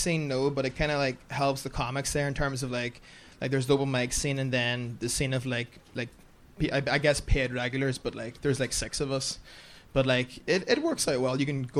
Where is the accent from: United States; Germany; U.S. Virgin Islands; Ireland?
Ireland; I am very Irish.